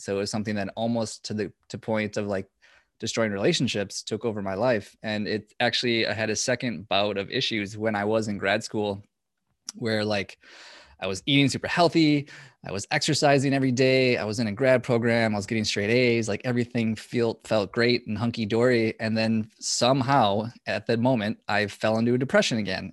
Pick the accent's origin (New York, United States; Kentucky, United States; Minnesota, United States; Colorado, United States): Minnesota, United States; I'm from Minnesota